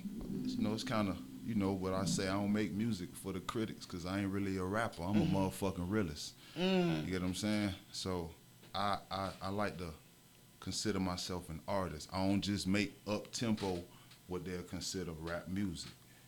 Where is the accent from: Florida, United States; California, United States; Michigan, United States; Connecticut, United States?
Florida, United States; Miami; I am from Dade County, Overtown to be exact. Mm-hmm. But I'm from a little bit of everywhere, though.